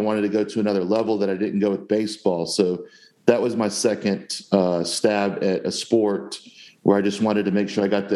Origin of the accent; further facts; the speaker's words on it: Jacksonville, Florida, United States; I grew up in Jacksonville, Florida, where I live to this day